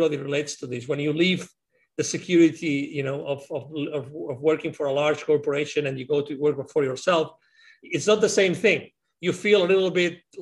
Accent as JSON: {"language": "English", "country": "Spain", "also_born_or_lived": "Latin America", "moved": "yes", "said": "I had lived outside of my home country, which is Spain"}